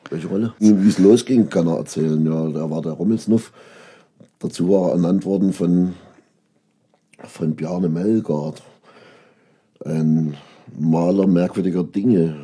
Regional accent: Großenhain, Saxony, Germany; born or raised there; also born or lived in Köpenick, Berlin; now in Berlin, Germany

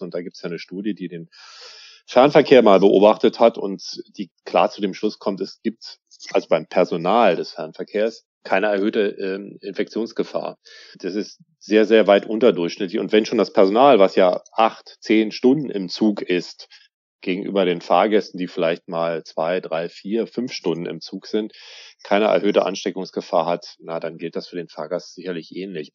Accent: Berlin, Germany; als Berliner

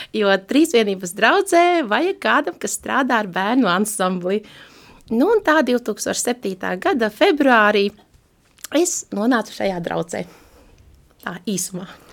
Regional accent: Daugavpils, Latgale, Latvia; now in Riga, Latvia; Es nāku no Latgales, esmu dzimusi katoļu

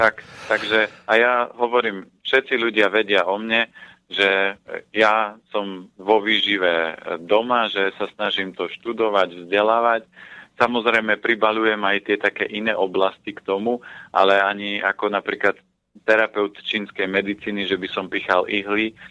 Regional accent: Orava, Žilina Region, Slovakia; moved away; ja som z Oravy a u nás sú paradajky a keď som prišiel túto dole, no tak som počul rajčina

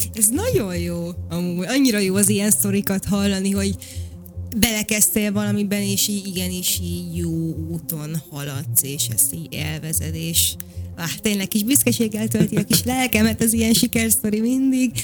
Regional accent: Vác, Pest, Hungary; én Váci vagyok

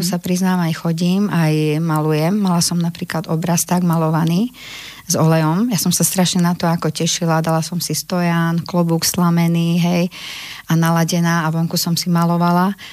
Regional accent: Želiezovce, Nitra Region, Slovakia; som sa narodila, aj bývam, aj tvorím v malebnom malom mestečku v južnom, na južnom Slovensku, v Želiezovce

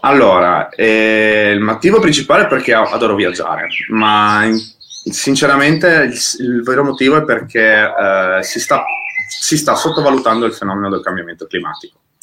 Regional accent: Friuli-Venezia Giulia, Italy; noi che siamo friulani

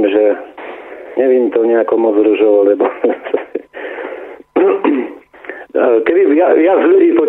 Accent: Slovakia; also born or lived in Námestovo; A preto sme my Slováci takí

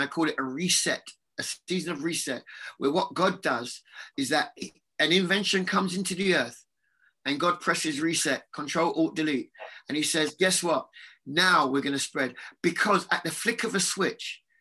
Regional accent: London, United Kingdom; I lived on Churchill Road, so that was really the area that I grew up in.

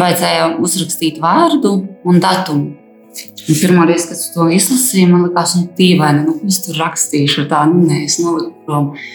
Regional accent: Aglona, Latgale, Latvia; esmu dzimusi un augusi Aglonā, kristīgā ģimene

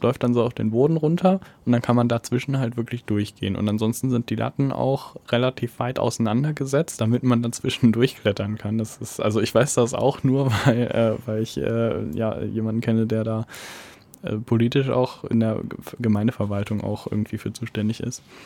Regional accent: Detmold / Bad Salzuflen area, North Rhine-Westphalia, Germany; In meiner Heimatstadt

